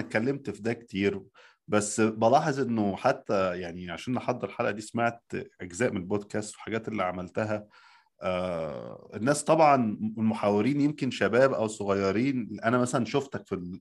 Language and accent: Arabic; Egypt; now in United States; عندنا في مصر